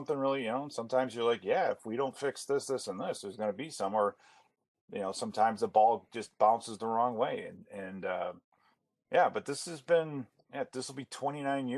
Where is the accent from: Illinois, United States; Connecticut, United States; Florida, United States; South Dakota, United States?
Illinois, United States; Chicago; now in Minnesota, United States; I grew up in Chicago, and I grew up watching the Cubs games every day